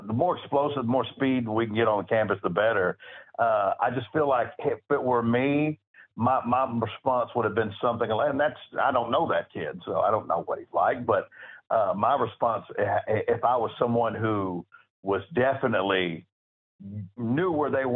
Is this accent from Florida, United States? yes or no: no; Baytown, Texas, United States; he's from my hometown